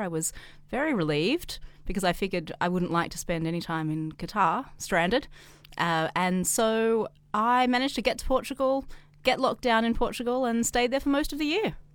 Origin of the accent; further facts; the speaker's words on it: Australia; now in China; I'm Australian, but I'm not a resident of Australia